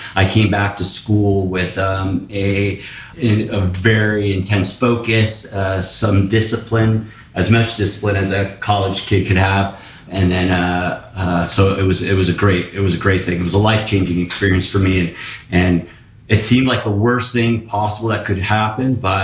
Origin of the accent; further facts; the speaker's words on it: West Springfield, Massachusetts, United States; now in Hermosa Beach, United States; I'm from West Springfield, Massachusetts.